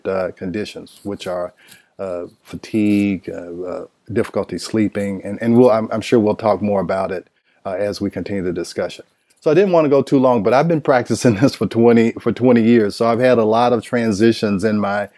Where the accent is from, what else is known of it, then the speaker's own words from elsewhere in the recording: Nashville, Tennessee, United States; moved away as an adult; now in Atlanta, United States; I am from Nashville, Tennessee